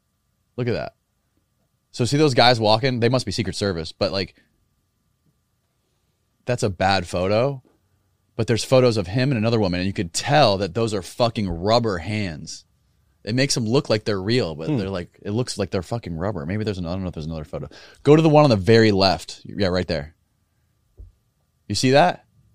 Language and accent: English; Florida, United States; Yeah, we're from Florida.